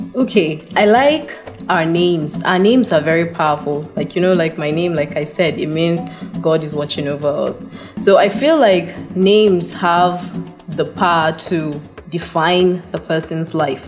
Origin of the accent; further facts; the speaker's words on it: Adamawa, Nigeria; I am from Adamawa, from a minority ethnic group called Yandang